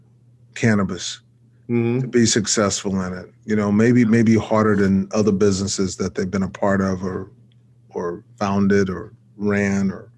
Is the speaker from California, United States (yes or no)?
no; Giddings, Texas, United States; born or raised there